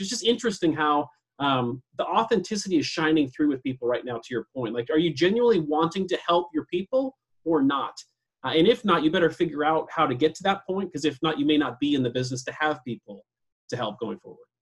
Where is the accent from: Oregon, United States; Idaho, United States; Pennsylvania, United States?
Idaho, United States; Coeur d'Alene; I was born and raised here in Coeur d'Alene